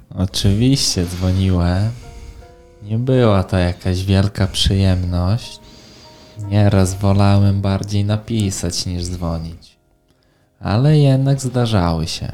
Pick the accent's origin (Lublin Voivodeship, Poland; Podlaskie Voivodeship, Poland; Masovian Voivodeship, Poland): Podlaskie Voivodeship, Poland; Białystok; mam 19 lat i pochodzę z Białego Stoku